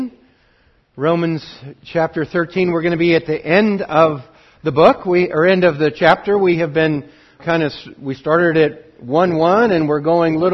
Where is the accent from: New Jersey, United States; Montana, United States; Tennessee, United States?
Montana, United States; now in Oregon, United States; I grew up in Montana